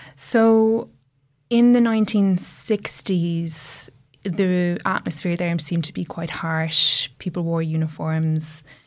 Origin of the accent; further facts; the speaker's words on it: Ireland; when I was growing up in Ireland